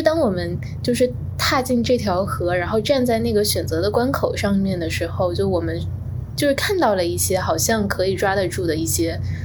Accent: Fuzhou, Fujian, China; moved away as an adult; also born or lived in Beijing; now in New York, United States; 我家乡的，呃，时代广场叫做东街口

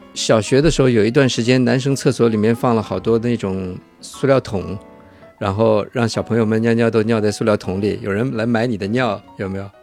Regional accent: Shanghai, China; 我小的时候，在上海流行过一，一段时间

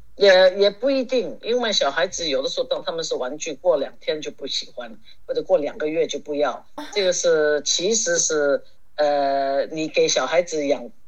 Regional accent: Hong Kong; 从小在香港我就开始学骑马

